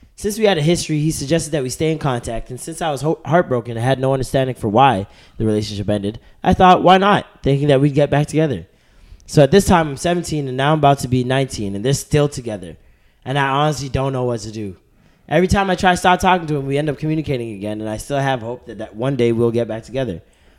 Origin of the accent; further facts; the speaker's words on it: Brooklyn, New York, United States; from Brooklyn, and I've been listening to the show since forever.